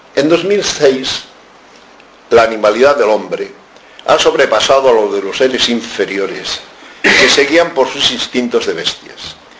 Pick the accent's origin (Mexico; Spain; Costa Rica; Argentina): Spain; como españoles en la casi totalidad somos católicos